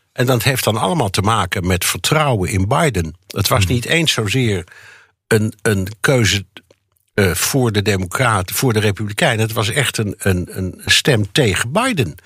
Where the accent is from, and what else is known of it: Netherlands; now in New York, United States